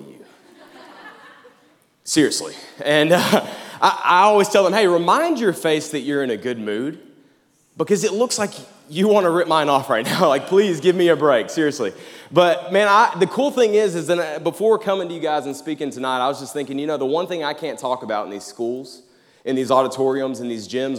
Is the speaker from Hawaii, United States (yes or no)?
no; Jacksonville, Arkansas, United States; moved away as an adult; now in Conway, United States; I'm from Jacksonville, Arkansas